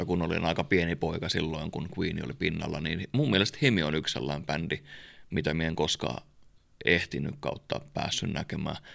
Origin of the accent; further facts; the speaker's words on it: Kouvola, Kymenlaakso, Finland; olihan se nyt uskomaton soittaa koti, mm. kotikulmilla.